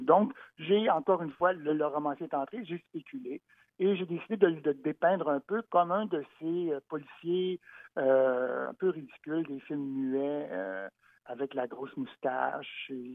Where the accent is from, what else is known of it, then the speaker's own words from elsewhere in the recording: Montreal, Quebec, Canada; qui suis né à Montréal, comme ma mère d'ailleurs, donc je suis Montréalais, le pur béton